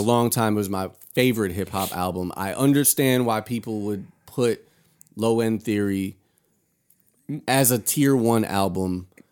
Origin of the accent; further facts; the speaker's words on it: Hartford, Connecticut, United States; I'm from Hartford, Connecticut